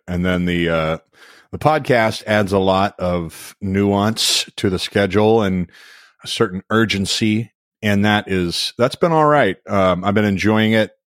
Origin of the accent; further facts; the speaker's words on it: Louisville, Kentucky, United States; moved away; Louisville, my hometown